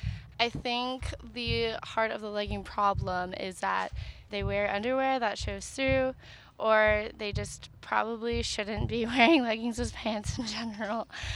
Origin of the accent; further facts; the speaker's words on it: Arizona, United States; I am studying education right now, and I am from Arizona.